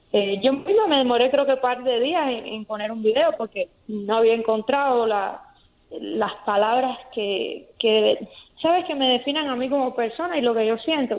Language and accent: Spanish; Cuba; moved away; una característica muy particular que existe en mi país, en Cuba